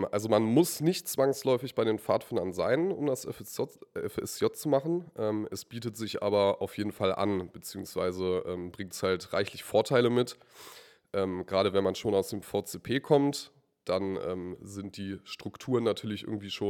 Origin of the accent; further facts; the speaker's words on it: Braunschweig, Lower Saxony, Germany; ich bin äh, …, bin 20 Jahre alt, komme aus äh, Braunschweig, aus dem wunderschönen Stamm Johann Hinrich Wichern, aus dem Bezirk Elm.